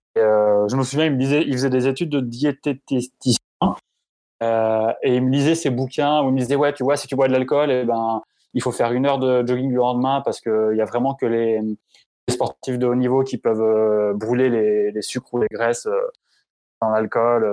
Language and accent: French; Grenoble, Auvergne-Rhône-Alpes, France; je viens de Grenoble, j'ai grandi à Grenoble